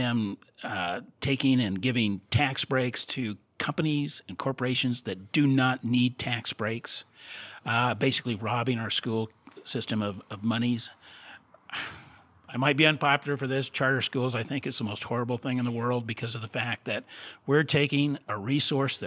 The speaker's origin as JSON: {"language": "English", "town": "Salt Lake City", "region": "Utah", "country": "United States", "tie": "born or raised there", "said": "I was raised in Salt Lake City."}